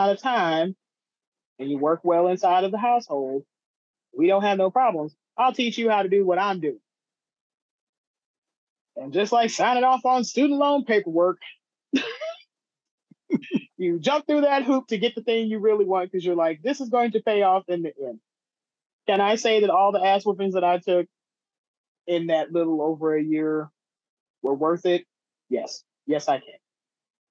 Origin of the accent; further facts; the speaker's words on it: Mississippi, United States; moved away as an adult; also born or lived in Cleveland, Ohio / Memphis, Tennessee / Oklahoma / Chicago, Illinois; I was born in Cleveland, Ohio, raised in the middle of nowhere, Mississippi